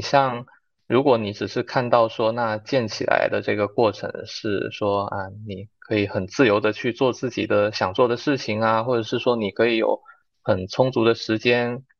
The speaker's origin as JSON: {"language": "Chinese", "region": "Guangdong", "country": "China", "also_born_or_lived": "Shenzhen", "moved": "as an adult", "lives_now": "Xiamen, China", "said": "我本身是广东人"}